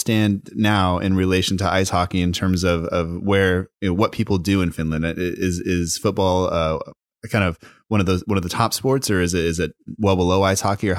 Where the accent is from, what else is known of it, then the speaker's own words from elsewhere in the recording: United States; I'm growing up in America